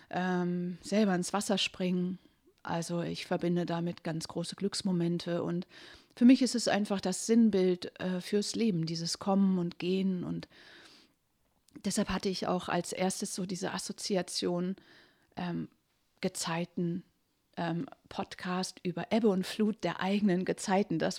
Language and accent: German; Middelfart, Southern Denmark, Denmark; German is a second language; Und eigentlich komme ich ja nicht aus Dangas, ich komme aus Middelsfair, das ist längst nicht so schön.